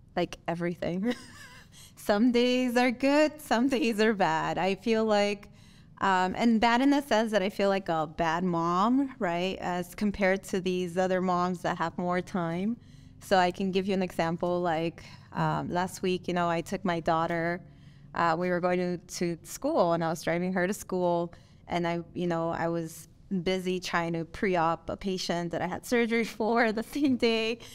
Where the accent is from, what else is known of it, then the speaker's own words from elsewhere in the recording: Nicaragua; English is a second language; also born or lived in Miami, Florida; now in Las Vegas, United States; I am from Miami, Florida, but I was born and raised in Nicaragua, Central America.